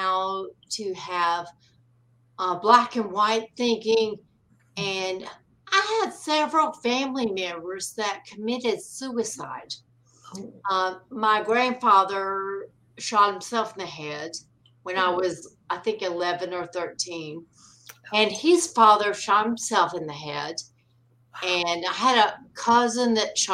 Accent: North Carolina, United States; I grew up in North Carolina

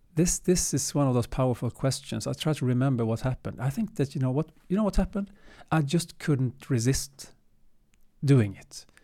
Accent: Sweden; also born or lived in Gothenburg / Stockholm; Born and raised in Sweden

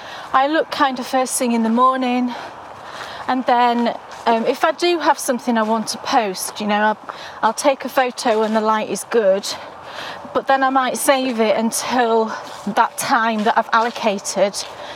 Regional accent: United Kingdom; I'm British.

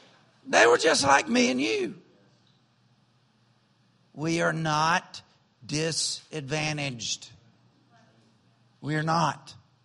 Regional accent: the South, United States; And I grew up in the South, and we have hollering preachers in the South.

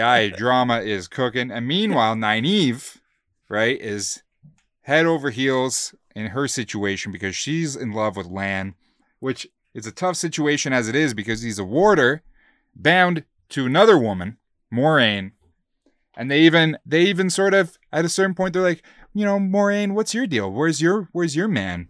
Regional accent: Calgary, Alberta, Canada; we're from Calgary

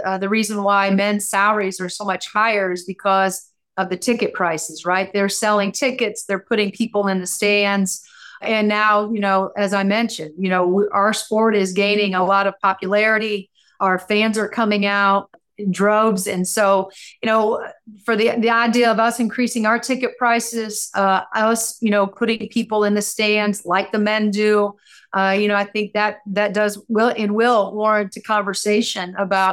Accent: Seymour, Indiana, United States; I'm a kid from Southern Indiana that grew up in this state

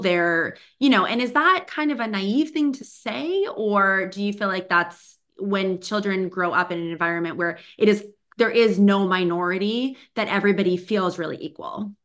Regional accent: Boston, Massachusetts, United States; now in California, United States; I grew up in Boston

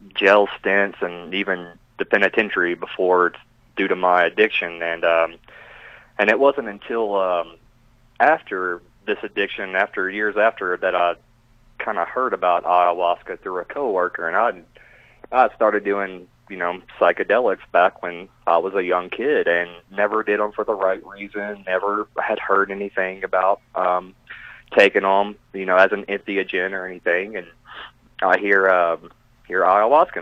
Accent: Kentucky, United States; moved away; I'm from Kentucky originally

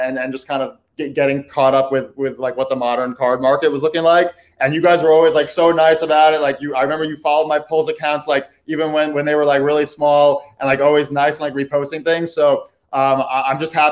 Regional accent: New York City, New York, United States; also born or lived in Brooklyn; I live in Brooklyn. I'm from the Upper West Side.

